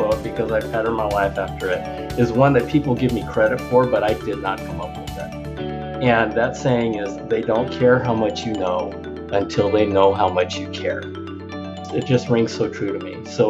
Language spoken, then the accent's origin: English; United States; as an American, as a Japanese American